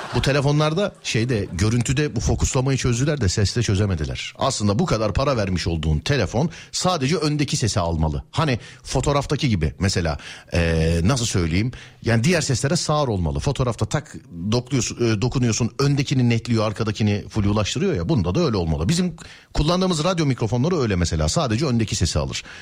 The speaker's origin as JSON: {"language": "Turkish", "region": "Istanbul", "country": "Turkey", "said": "ben İstanbulluyum"}